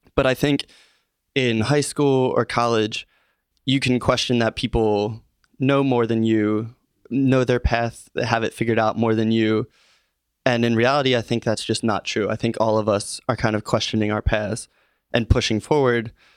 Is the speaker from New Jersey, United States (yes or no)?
no; Norristown, Pennsylvania, United States; I'm from Norristown originally. So, growing up a Philly sports fan